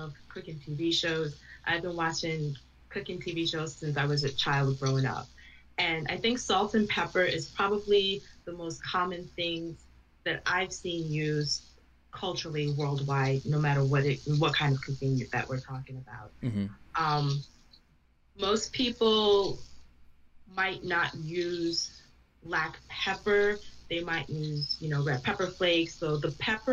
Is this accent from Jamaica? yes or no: yes; Jamaica; I was born and raised, I was born in Jamaica, and I was raised around West Indian, specifically Jamaican cooking